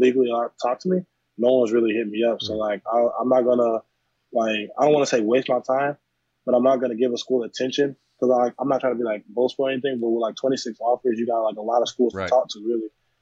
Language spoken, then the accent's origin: English; Wisconsin, United States; also born or lived in Meridian, Mississippi; I was born in Meridian, Mississippi. And then I moved to Wisconsin in third grade